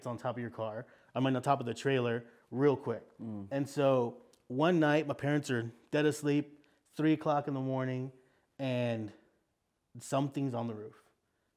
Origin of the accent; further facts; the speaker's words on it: South Texas, United States; I come from South Texas, which is a very like Hispanic area of Texas, but also connected to Mexico.